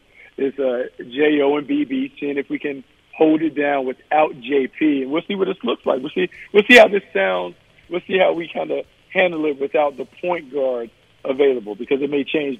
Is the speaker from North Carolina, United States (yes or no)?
yes; Raleigh, North Carolina, United States; It's my hometown. I grew up. Everyone wanted to go there. A lot of my high school buddies went there